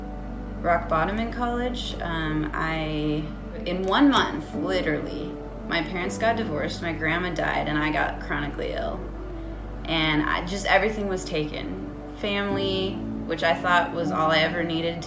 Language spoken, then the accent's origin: English; Cashmere, Washington, United States; I grew up in Kashmir, Washington, beautiful small town